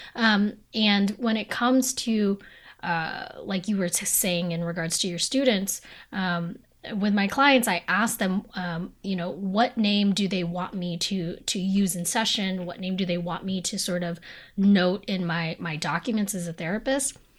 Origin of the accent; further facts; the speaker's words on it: United States; as Filipino Americans specifically, um, we were raised in a community that was so colonized